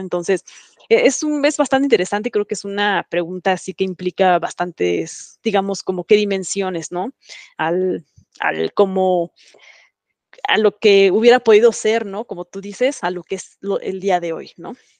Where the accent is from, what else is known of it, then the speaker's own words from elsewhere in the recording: Mexico; moved away; soy mexicana